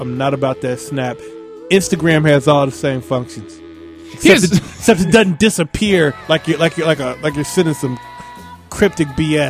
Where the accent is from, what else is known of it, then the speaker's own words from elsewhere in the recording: Cincinnati, Ohio, United States; I'd probably say Cincinnati. I mean, because they know it.